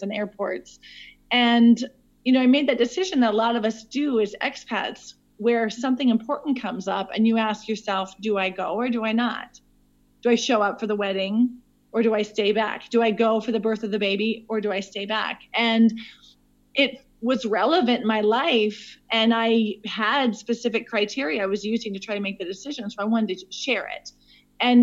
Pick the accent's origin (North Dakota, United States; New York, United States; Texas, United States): North Dakota, United States; Williston; moved away as an adult; also born or lived in Spain / Switzerland / Burkina Faso; now in South Africa; I am originally from Williston, North Dakota, but I currently live in South Africa.